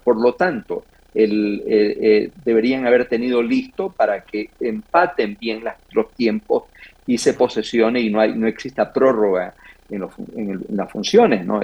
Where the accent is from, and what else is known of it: Manabí, Ecuador